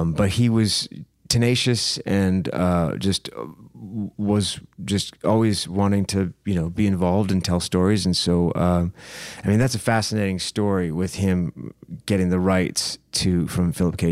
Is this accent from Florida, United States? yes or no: no; Saginaw, Michigan, United States; I grew up in Saginaw, Michigan, which is, uh, right in the middle of the state.